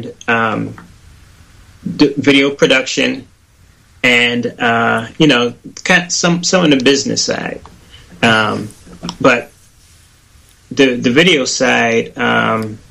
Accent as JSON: {"language": "English", "town": "Pittsburgh", "region": "Pennsylvania", "country": "United States", "tie": "born or raised there", "moved": "as an adult", "lives_now": "Atlanta, United States", "said": "I'm from Pittsburgh, PA."}